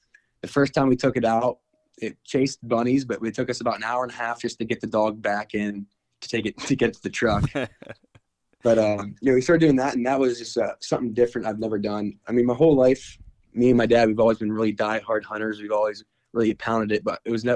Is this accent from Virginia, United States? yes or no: no; DuBois, Pennsylvania, United States; I'm from Dubois, Pennsylvania